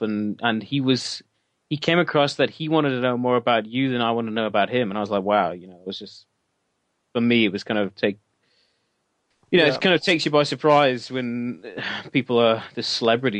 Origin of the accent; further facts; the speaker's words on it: Wales, United Kingdom; we are proud of being Welsh